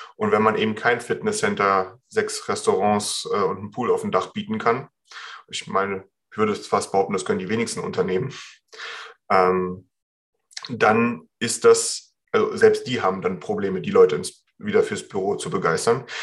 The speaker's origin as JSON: {"language": "German", "country": "Germany", "said": "hier bei uns in Deutschland"}